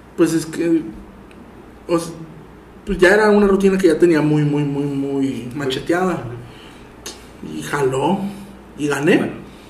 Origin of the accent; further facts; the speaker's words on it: Tampico, Tamaulipas, Mexico; yo soy de Tampico